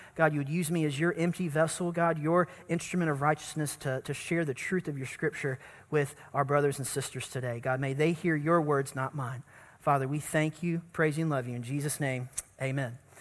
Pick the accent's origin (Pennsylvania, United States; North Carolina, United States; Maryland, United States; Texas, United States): North Carolina, United States; growing up in North Carolina at the First Baptist Church that I grew up